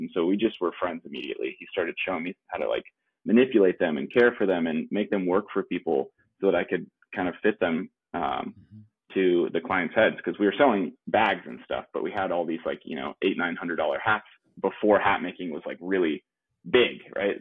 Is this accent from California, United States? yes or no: yes; La Mesa, California, United States; also born or lived in Leucadia, California; I am originally from San Diego. Uh, little little part. San Diego's pretty big, so East County, San Diego, La Mesa